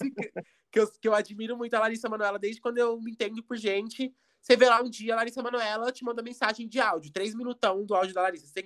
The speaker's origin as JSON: {"language": "Portuguese", "town": "Curitiba", "region": "Paraná", "country": "Brazil", "accent": "Curitiba", "said": "eu sou de Curitiba."}